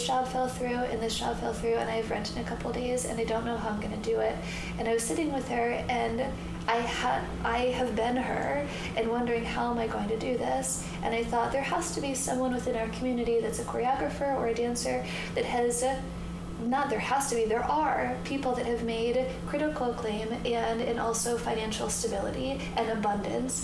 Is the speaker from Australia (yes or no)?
no; Michigan, United States; moved away as an adult; also born or lived in Ann Arbor / Chicago; now in Los Angeles, United States; I was raised in Michigan